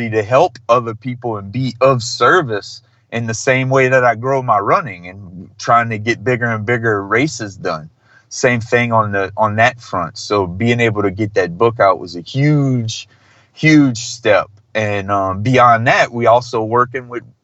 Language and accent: English; Thibodaux, Louisiana, United States; I grew up in South Louisiana, which is in the South and in the South of the South